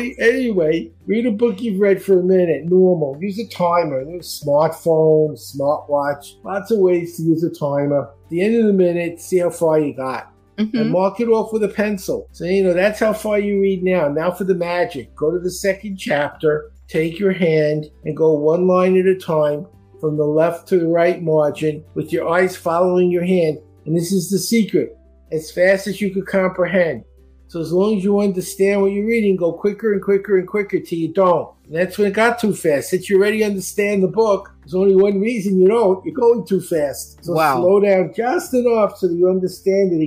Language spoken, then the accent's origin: English; New York City, New York, United States; now in Florida, United States; I grew up in Brooklyn.